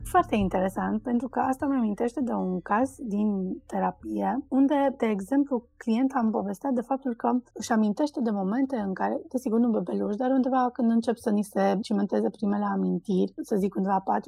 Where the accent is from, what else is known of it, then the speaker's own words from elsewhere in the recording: Cluj-Napoca, Cluj County, Romania; poate în Cluj-Napoca, de unde sunt eu, unde noi suntem așa, un pic mai uh, lenți și ardeleni